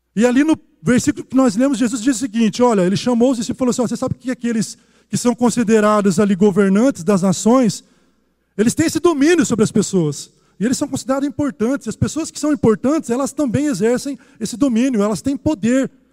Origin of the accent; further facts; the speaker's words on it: Brazil; como um bom brasileiro